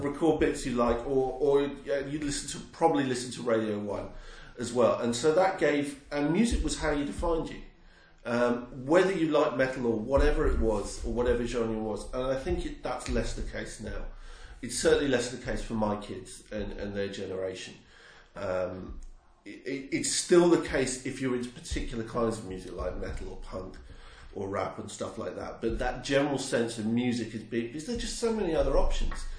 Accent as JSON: {"language": "English", "area": "near Watford", "region": "East of England", "country": "United Kingdom", "tie": "born or raised there", "accent": "southern", "moved": "yes", "said": "I grew up near Watford."}